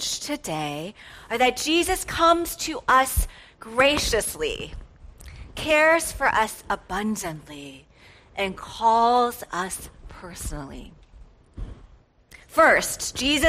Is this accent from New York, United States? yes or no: no; Atlanta, Georgia, United States; moved away as an adult; now in Wheaton, United States; I was born and raised in Atlanta